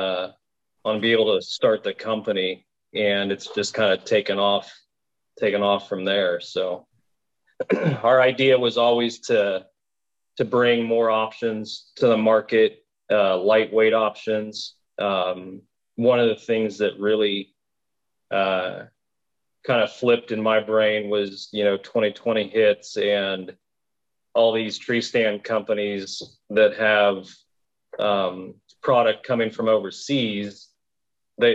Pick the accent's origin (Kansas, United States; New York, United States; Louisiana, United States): Kansas, United States; we're from Kansas